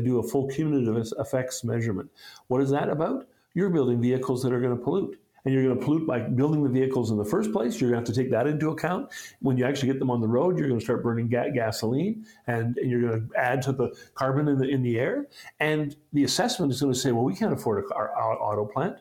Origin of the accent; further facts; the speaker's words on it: Yukon, Canada; I'm from the Yukon